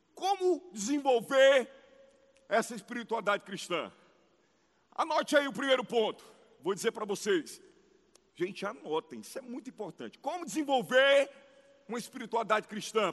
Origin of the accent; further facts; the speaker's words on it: Ceará, Brazil; como um bom cearense